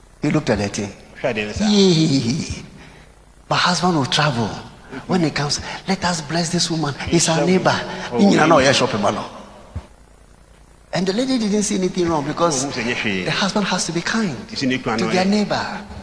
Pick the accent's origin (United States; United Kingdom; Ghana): Ghana; Koforidua, Eastern Region; born there; And I was born in Koforidua.